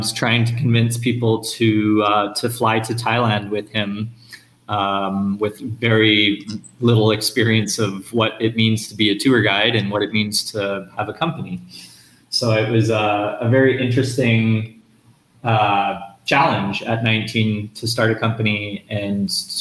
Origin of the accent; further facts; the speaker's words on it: Edmonton, Alberta, Canada; moved away as an adult; I grew up in Edmonton, Alberta, Canada